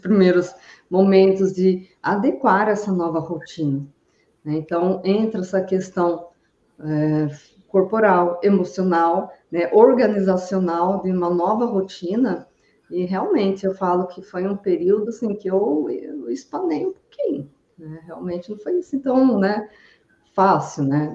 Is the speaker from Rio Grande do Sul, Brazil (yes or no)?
no; interior of São Paulo, Brazil; now in Brusque, Brazil; eu vim de, do interior de São Paulo para Santa Catarina, eu fui ter a minha filha lá na minha cidade natal também.